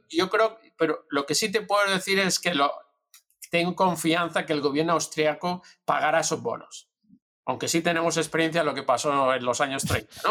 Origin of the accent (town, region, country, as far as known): Spain; moved away as an adult; also born or lived in Madrid; now in United States